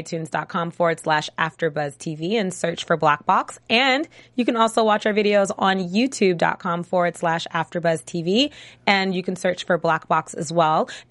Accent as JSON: {"language": "English", "town": "Los Angeles", "region": "California", "country": "United States", "tie": "born or raised there", "said": "I grew up in L.A."}